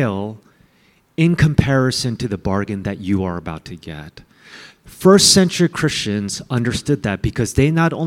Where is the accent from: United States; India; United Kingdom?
United States; I hated being Asian American